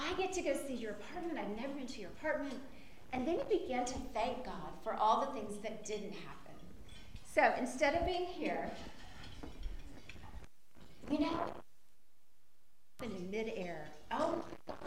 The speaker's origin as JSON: {"language": "English", "town": "Lawton", "region": "Oklahoma", "country": "United States", "also_born_or_lived": "Waco, Texas", "moved": "as an adult", "said": "I'm from Lawton, Oklahoma"}